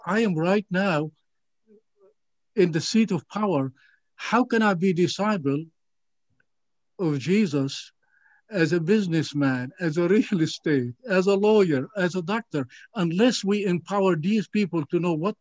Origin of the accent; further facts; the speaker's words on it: Galilee, Israel; now in United States; Growing up in the Galilee area, as a child